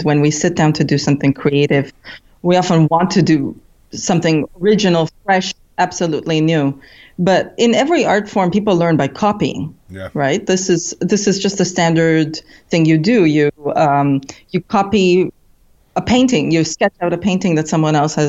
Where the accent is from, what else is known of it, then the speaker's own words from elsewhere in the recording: Canada; I grew up in Canada, so I learned all of my formal grammar from French classes